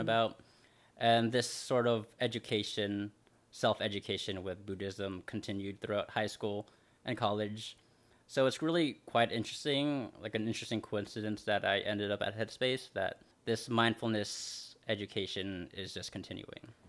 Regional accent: Los Angeles, California, United States; I'm from Los, Los Angeles

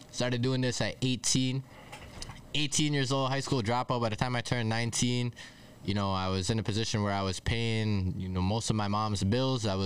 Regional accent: Toronto, Ontario, Canada; from Toronto. I'm from Scarborough, so for those of you that know where that is in in the city, or from the borough

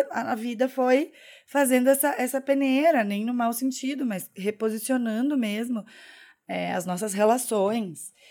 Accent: Curitiba, Paraná, Brazil; accent: Curitiba; now in Porto Alegre, Brazil; nossa, você é de Curitiba, você não tem sotaque. Só que quando eu tô em São Paulo, as pessoas falam que eu tenho sotaque de Curitiba.

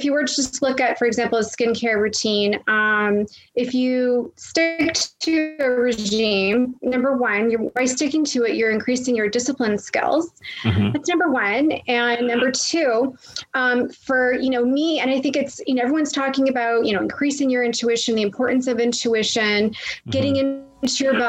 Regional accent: Toronto, Ontario, Canada; also born or lived in Florida; I'm originally from the Toronto area, but I reside in both places.

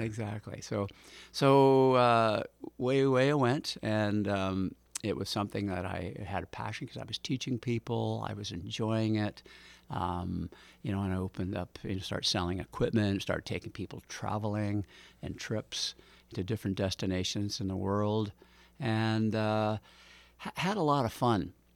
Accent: North Vancouver, British Columbia, Canada; also born or lived in Richmond, British Columbia; we came back to North Vancouver. Uh, I resumed going back to North Van High

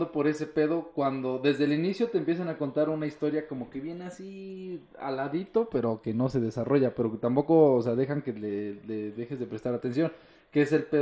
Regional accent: Sinaloa, Mexico; porque yo soy de Sinaloa y así, literal, si los de Sinaloa siempre queremos más.

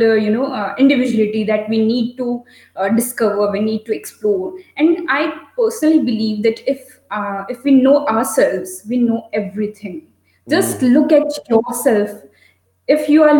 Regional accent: North India, India; I'm from North India

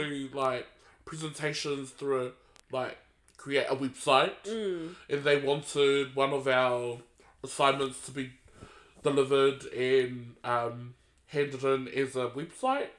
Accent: Tokoroa, Waikato, New Zealand; I was from Tokoro

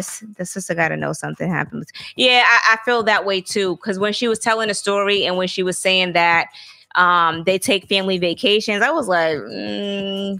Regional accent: the South, United States; I'm from the South, so I grew up with getting my ass beat with switches or whatever.

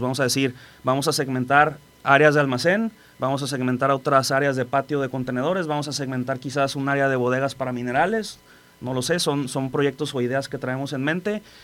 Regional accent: Colima, Mexico; also born or lived in Manzanillo; yo soy de Colima, soy local. Tengo aquí en Manzanillo, acabo de cumplir ahora en el mes de febrero 16 años.

